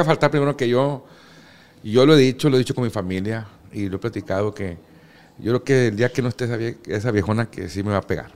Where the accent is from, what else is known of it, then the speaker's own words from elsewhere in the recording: Culiacán, Sinaloa, Mexico; yo nací aquí en Culiacán y toda la vida viví en, ahí en Tierra Blanca